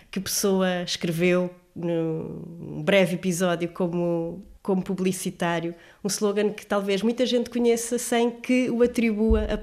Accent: Lisbon, Portugal; mas eu, eu sou, sou lisboeta, sinto-me muito bem aqui.

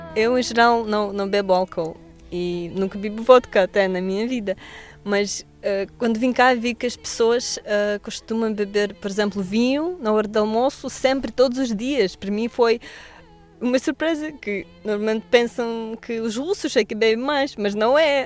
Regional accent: Petrozavodsk, Republic of Karelia, Russia; Portuguese is a second language; moved away as an adult; now in Lisbon, Portugal; vim da Rússia há dois anos, eh, moro cá agora em Lisboa. Vim de uma cidade pequenina que se chama Petrozavodsk

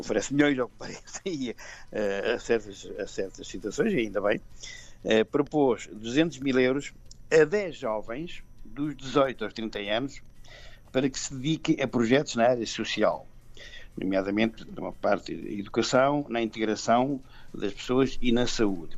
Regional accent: Anadia, Centro, Portugal; now in Luxembourg; para a minha zona, para a Melhada, que eu sou ali da Bairrada

